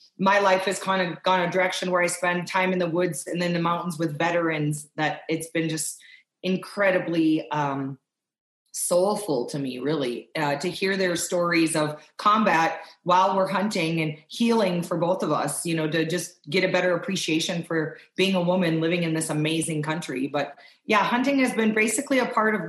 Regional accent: Wisconsin, United States; I grew up in Wisconsin

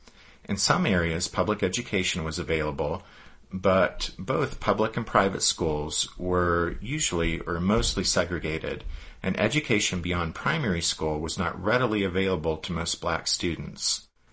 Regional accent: United States; we Americans just take for granted.

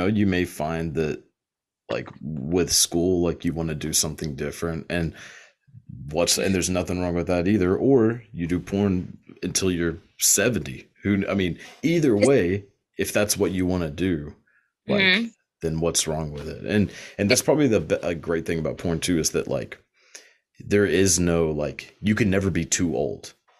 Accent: Texas, United States; accent: Southern; Like, I mean, I'm from Texas, so super southern, but like, I think I've kind of gotten rid of mine.

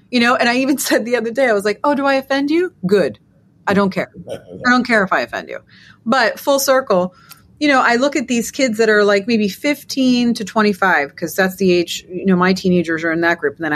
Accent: New York, United States; I don't know about you, being a New Yorker as well, but I'm walking around looking at all my, I got tons of Jewish friends

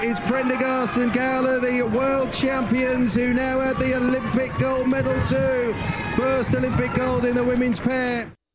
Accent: Whanganui, Manawatū-Whanganui, New Zealand; growing up in Wanganui

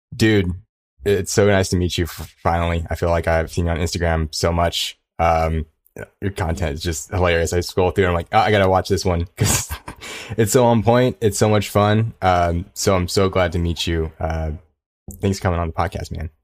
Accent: Ontario, California, United States; also born or lived in Koreatown, Los Angeles; I'm in the K Town now, but I grew up in, uh, Inland Empire

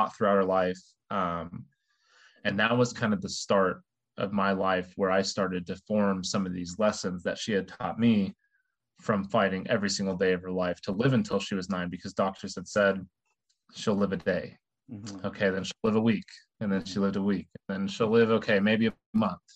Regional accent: Terre Haute, Indiana, United States; I'm one of 20 first cousins who all grew up in Terre Haute, Indiana

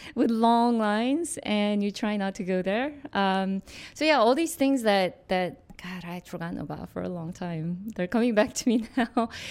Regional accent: Seoul, South Korea; moved away; also born or lived in New York; I was born in Korea in Seoul

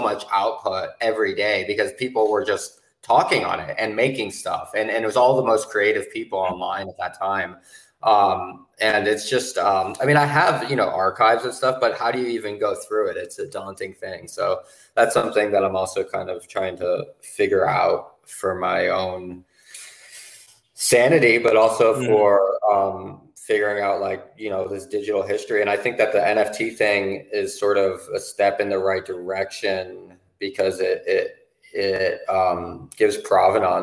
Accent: New York, United States; moved away as an adult; now in Savannah, United States; I grew up in New York

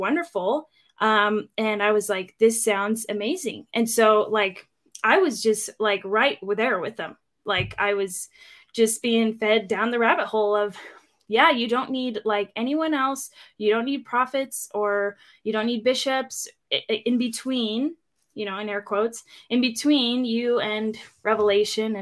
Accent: Eastern Washington, United States; also born or lived in Phoenix / California; I grew up in Washington mostly. And we spent a year or two in Phoenix and in California, but mostly Washington, Eastern Washington.

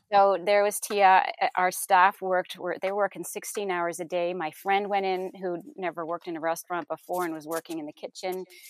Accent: Canada; moved away as an adult; now in Kentucky, United States; we are Canadian

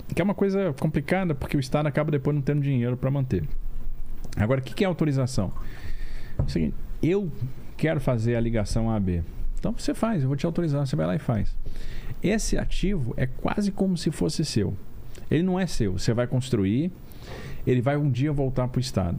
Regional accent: Brasília, Federal District, Brazil; moved away as an adult; also born or lived in Rio de Janeiro; Mas a minha vida, minha infância, adolescência foi em Brasília

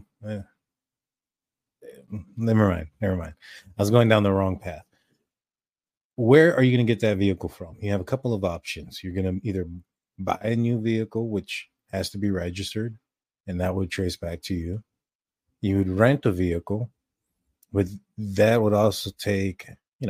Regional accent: Texas, United States; We're from Texas

